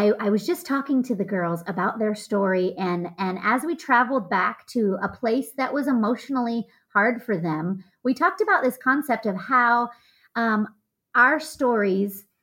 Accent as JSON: {"language": "English", "country": "United States", "said": "I'm American"}